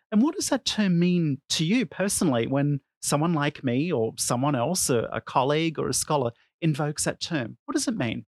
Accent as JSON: {"language": "English", "country": "Australia", "said": "my home country of Australia"}